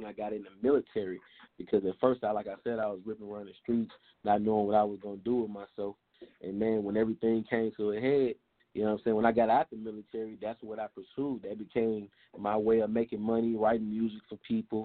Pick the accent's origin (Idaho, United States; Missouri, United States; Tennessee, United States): Tennessee, United States; Memphis; also born or lived in Jacksonville, Florida / Kentucky; I'm from Memphis, Tennessee, man. I'm here in South Memphis as we speak